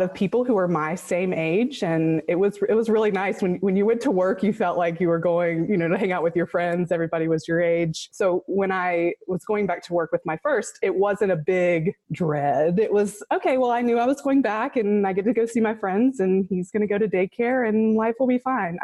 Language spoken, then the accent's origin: English; the upstate of South Carolina, United States; Both my husband and I were born and raised in the upstate of South Carolina